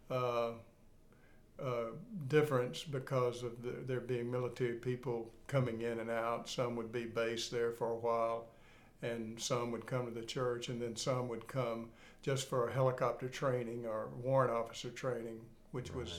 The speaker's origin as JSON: {"language": "English", "region": "Mississippi", "country": "United States", "moved": "yes", "lives_now": "Florence, United States", "said": "I'm from Mississippi."}